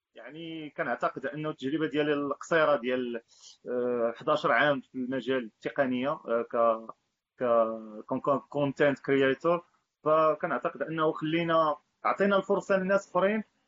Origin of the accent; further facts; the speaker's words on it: Marrakesh, Marrakesh-Safi, Morocco; انا كواحد يعني ابن مدينه مراكش ماشي انا ساكن في مراكش يعني ساكن في النواحي ديال مراكش